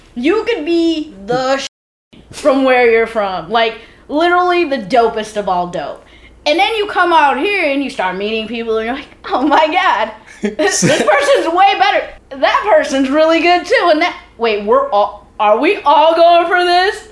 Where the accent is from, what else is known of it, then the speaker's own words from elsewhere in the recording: Midwest, United States; moved away; we're all from the Midwest